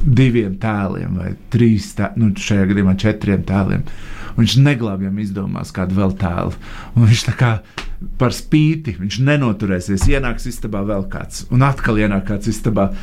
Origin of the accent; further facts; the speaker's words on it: Latvia; pēc mūsu vārdu uzvārdu galotnes, ka mēs esam no Latvijas